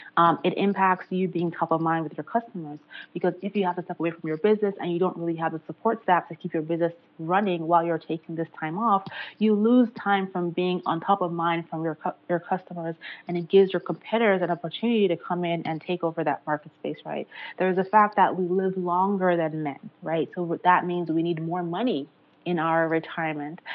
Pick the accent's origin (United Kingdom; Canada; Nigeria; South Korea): Nigeria; moved away as an adult; I'm originally from Nigeria